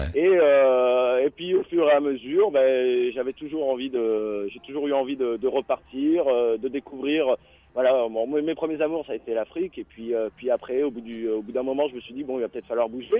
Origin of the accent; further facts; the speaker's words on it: France; quand on est français